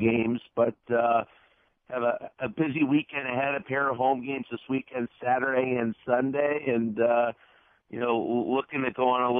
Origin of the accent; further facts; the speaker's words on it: Massachusetts, United States; I'm just north of Boston.